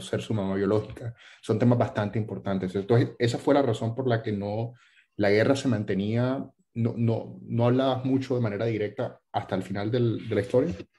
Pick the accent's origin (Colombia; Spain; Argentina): Colombia; como colombianos